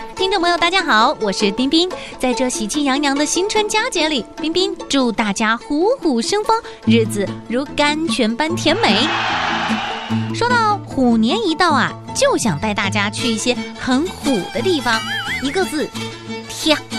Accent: Quanzhou, Fujian, China; 当然就是我的家乡，刚刚晋升为世界文化遗产地的泉州啦

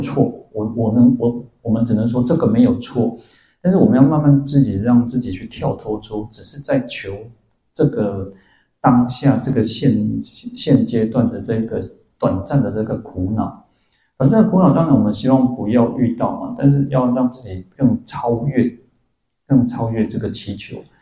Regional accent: Taiwan; 我们台湾人很善良

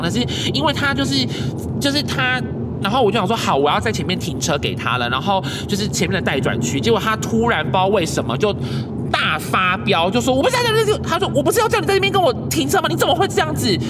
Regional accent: Kaohsiung, Taiwan; 我们高雄人

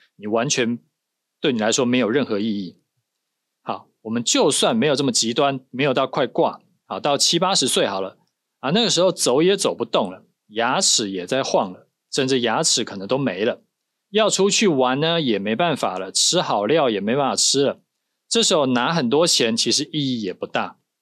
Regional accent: Taiwan; 我们是台湾人

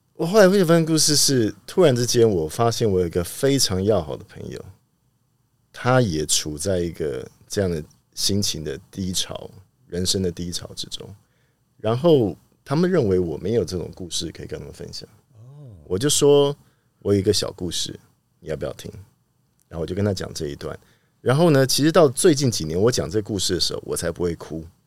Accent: Taipei, Taiwan; 不过从小就在那边长大

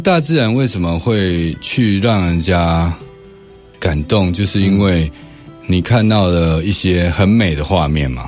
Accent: Taiwan; 我们台湾人自己

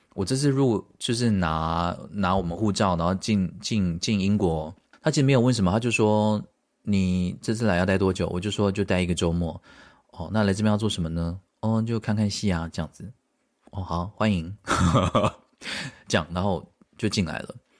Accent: Taiwan; moved away; 我们台湾人

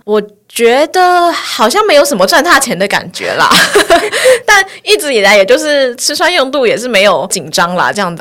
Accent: Taipei, Taiwan; 我就是台北人，我从小就是在台北

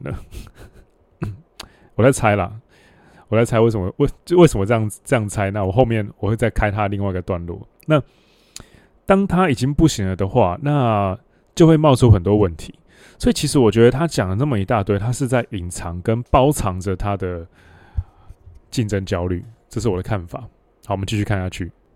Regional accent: Hualien County, Taiwan; 我们老家花莲

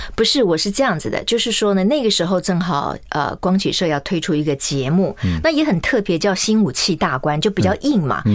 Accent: Kaohsiung, Taiwan; also born or lived in Tainan; 我是我们家唯一在高雄出生的小孩啊

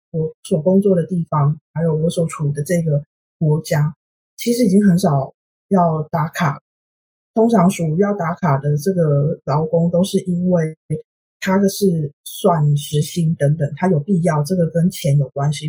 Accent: Taiwan; now in Sweden; 我是台湾人，所以我平常看新闻

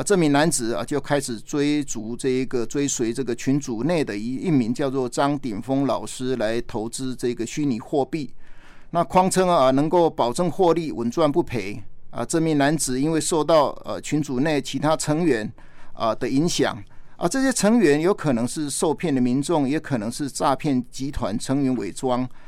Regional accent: Taiwan; 我们台湾人

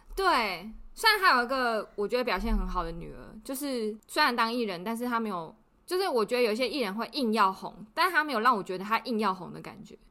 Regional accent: Taiwan; moved away; also born or lived in Australia; I come from Taiwan

